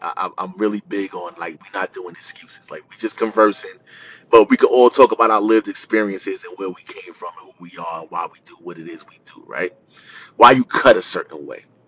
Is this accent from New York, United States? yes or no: yes; New York City, New York, United States; I grew up in Jamaica, Queens